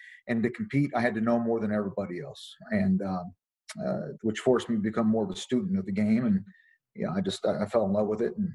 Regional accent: Bloomington, Indiana, United States; moved away as an adult; also born or lived in Miami, Florida; now in Rhode Island, United States; I grew up in Bloomington, Indiana.

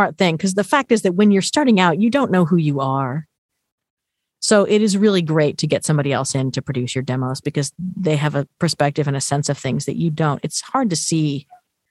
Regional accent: Simi Valley, California, United States; I grew up in Southern California. So Hollywood was, you know, not quite in my backyard. I was in Ventura County in Simi Valley

